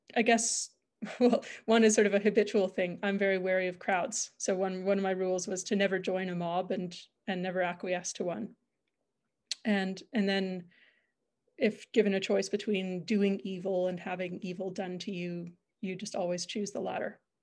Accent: Calgary, Alberta, Canada; I'm originally from Calgary, grew up here

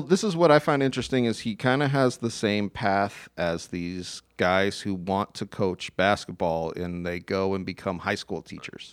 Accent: Tucson, Arizona, United States; I grew up in Tucson

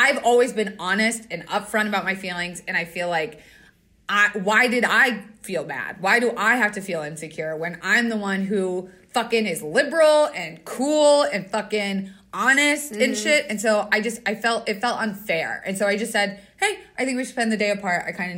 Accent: Wilkes-Barre, Pennsylvania, United States; I'm from Wilkes-Barre.

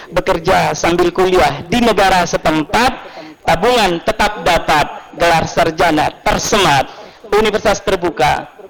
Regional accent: Medan, North Sumatra, Indonesia; ini karena di kota Medan ya, saya juga putra Medan.

